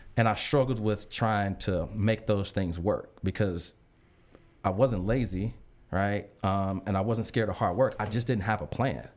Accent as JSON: {"language": "English", "town": "Chicago", "region": "Illinois", "country": "United States", "tie": "born or raised there", "said": "an ambitious kid, um, from Chicago"}